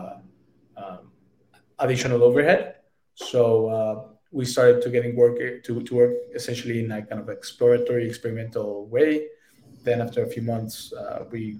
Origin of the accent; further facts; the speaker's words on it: Mexico; I'm from Mexico. I'm very proud of our culture